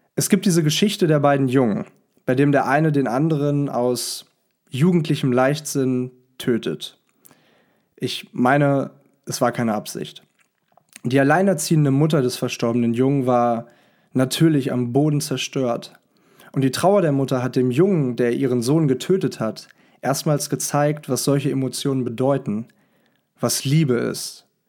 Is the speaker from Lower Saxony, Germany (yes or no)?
yes; Hanover, Lower Saxony, Germany; moved away; Ich sitze hier gerade in Hannover, meiner Heimatstadt